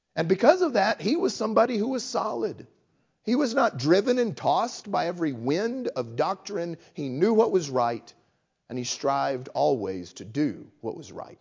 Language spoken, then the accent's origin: English; West Texas, United States; moved away; I grew up in West Texas